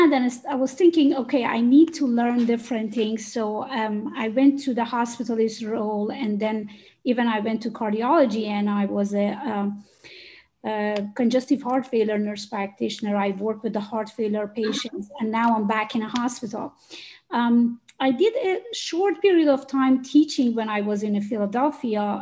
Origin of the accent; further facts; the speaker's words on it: Iran; moved away as an adult; now in United States; I'm originally from Iran